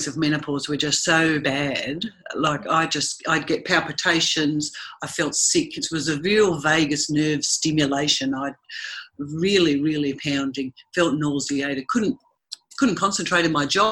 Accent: Tasmania, Australia; moved away; also born or lived in Sydney; I was born and raised in Tasmania in Australia

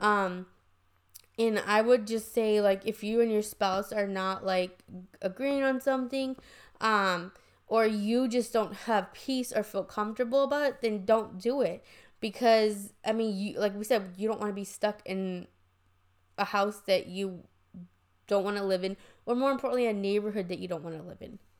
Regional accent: San Antonio, Texas, United States; I was from San Antonio, I knew the area

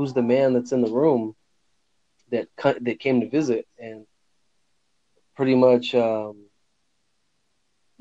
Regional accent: Fresno, California, United States; now in Northern California, United States; I grew up with him in Fresno, California.

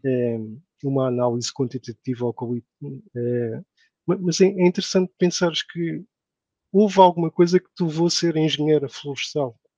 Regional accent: Portugal; moved away as an adult; now in Saudi Arabia; termos de nascido em Portugal

